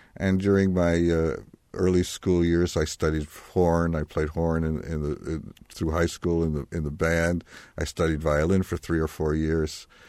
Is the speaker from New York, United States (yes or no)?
yes; New York, United States; I was born in Manhattan